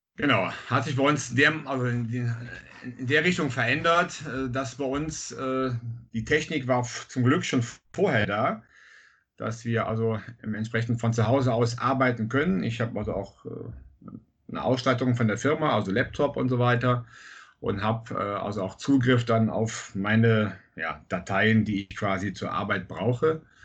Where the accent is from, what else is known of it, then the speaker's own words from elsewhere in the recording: Bad Münstereifel, North Rhine-Westphalia, Germany; Ich komme aus Münstereifel